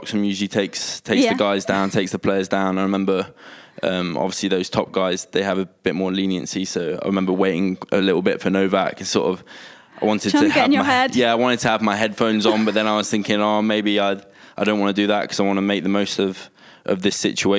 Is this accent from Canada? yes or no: no; United Kingdom; especially being British